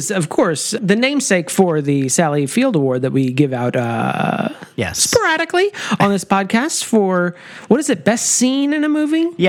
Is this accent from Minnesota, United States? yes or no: no; Alabama, United States; I mean, I'm I'm from you know I'm from Alabama, so I'm not as familiar with the term hot as molasses.